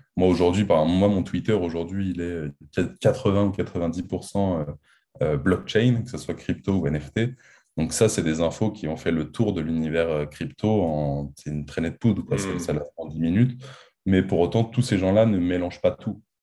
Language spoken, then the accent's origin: French; France; on est français, on a toujours vécu en France, on a fait nos études en France.